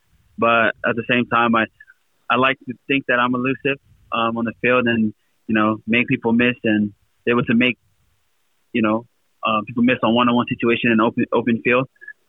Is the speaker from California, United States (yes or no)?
yes; Compton, California, United States; also born or lived in Lakewood / Long Beach; I grew up all my life in California, Southern California. I was born in Lakewood, raised in Compton, moved out of Compton in my teen years, moved to Long Beach